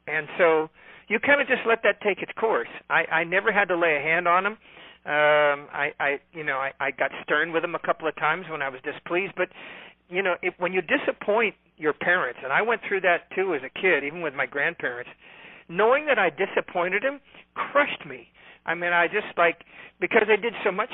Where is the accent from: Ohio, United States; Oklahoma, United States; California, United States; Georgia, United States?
California, United States; also born or lived in Nevada; I'm from California